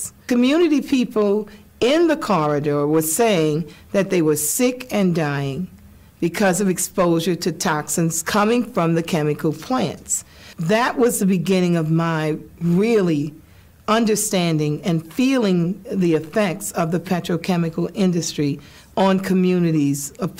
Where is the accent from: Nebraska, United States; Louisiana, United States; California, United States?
Louisiana, United States; New Orleans; I'm from New Orleans, Louisiana. And New Orleans, Louisiana is located in what we call the Mississippi River Chemical Corridor.